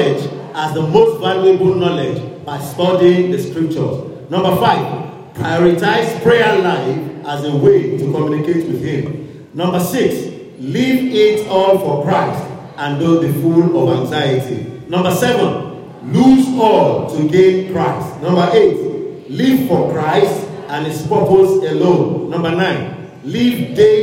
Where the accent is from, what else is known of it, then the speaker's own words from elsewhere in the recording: Lagos, Nigeria; I grew up in Lagos, so Lagos people have never seen farm